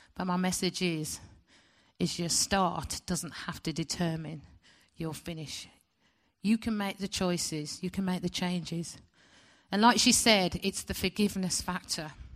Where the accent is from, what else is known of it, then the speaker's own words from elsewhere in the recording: West Bromwich, West Midlands, United Kingdom; I was born in West Bromwich Hospital in nineteen sixty